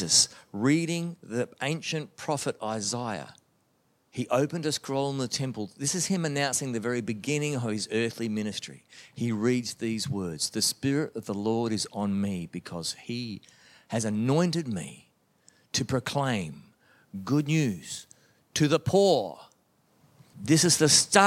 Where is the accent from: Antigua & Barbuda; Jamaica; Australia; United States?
Australia; Melbourne, Victoria; growing up in the Baptist church in Melbourne, Australia